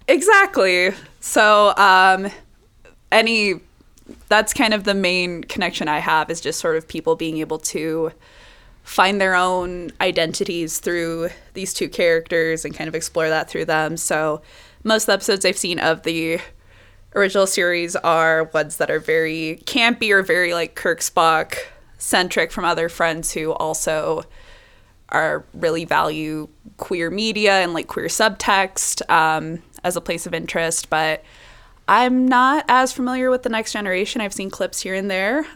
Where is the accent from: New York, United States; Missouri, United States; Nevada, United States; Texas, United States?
Nevada, United States; Las Vegas; I grew up in Las Vegas